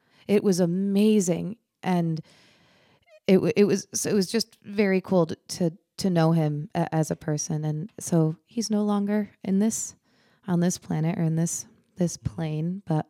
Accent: Glastonbury, Connecticut, United States; moved away as an adult; also born or lived in Nashville, Tennessee; Connecticut, and I came from Glastonbury

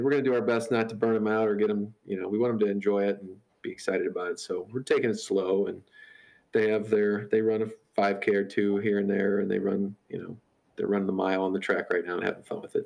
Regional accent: St. Louis, Missouri, United States; I grew up in St. Louis, uh, just outside in in, a, in the suburbs

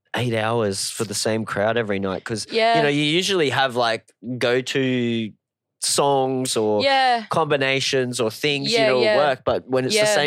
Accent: Cairns, Queensland, Australia; moved away; also born or lived in Townsville; I grew up in Cairns.

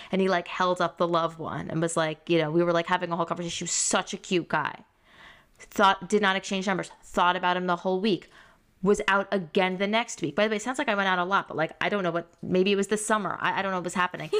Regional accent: Great Neck, New York, United States; I grew up in Great Neck with so many Persians

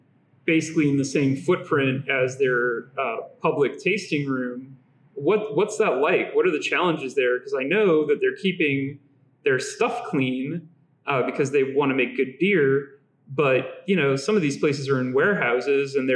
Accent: New Orleans, Louisiana, United States; moved away; I grew up in the Deep South. I grew up in the New Orleans area

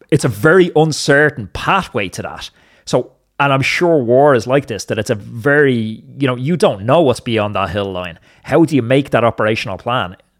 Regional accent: Ireland

